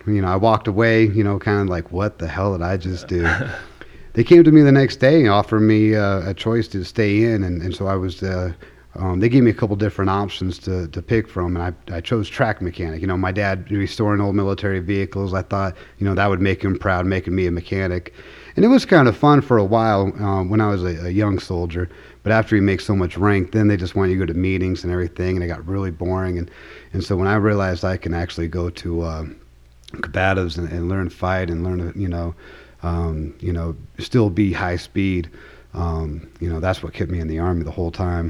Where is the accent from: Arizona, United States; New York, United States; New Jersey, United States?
Arizona, United States; Tucson; moved away as an adult; now in Colorado Springs, United States; I'm from uh, Tucson, Arizona. I was born there, um, was raised there until I was 20 years old before I joined the Army